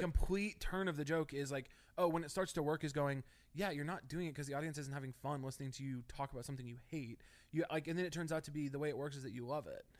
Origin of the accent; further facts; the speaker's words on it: Missouri, United States; moved away as an adult; also born or lived in Chicago; now in Los Angeles, United States; I grew up in Missouri in a very small town